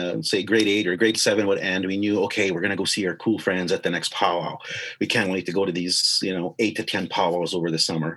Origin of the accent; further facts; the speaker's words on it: White Bear First Nation, Saskatchewan, Canada; moved away as an adult; also born or lived in Indian Head, Saskatchewan; I grew up in White Bear, most of my life after that.